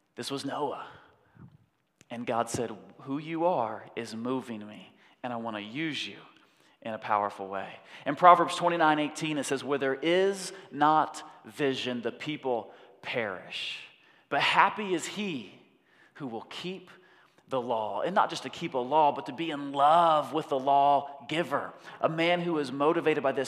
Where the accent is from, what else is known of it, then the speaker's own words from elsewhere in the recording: United States; I'm a Westerner, I'm an American